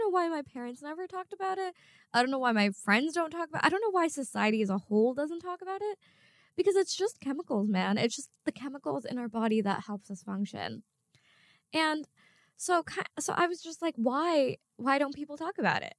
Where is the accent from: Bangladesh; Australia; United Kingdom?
Bangladesh; I'm from Bangladesh